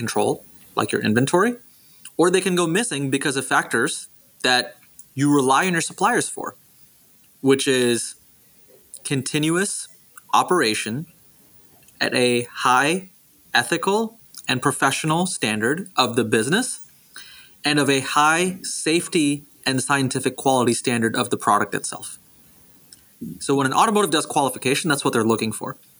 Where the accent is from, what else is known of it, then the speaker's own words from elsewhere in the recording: Houston, Texas, United States; moved away as an adult; also born or lived in Singapore; now in Silicon Valley, United States; I grew up in Singapore and in Houston, Texas